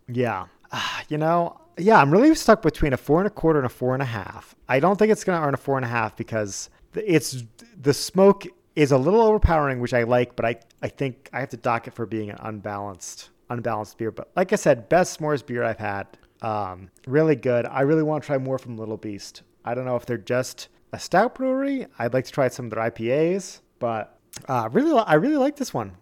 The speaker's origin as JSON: {"language": "English", "region": "New England", "country": "United States", "tie": "born or raised there", "moved": "yes", "said": "growing up in New England"}